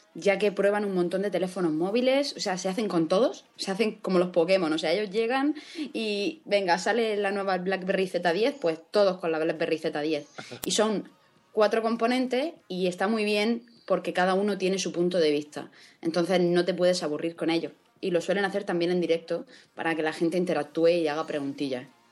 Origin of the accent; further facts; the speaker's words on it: Spain; Yo soy española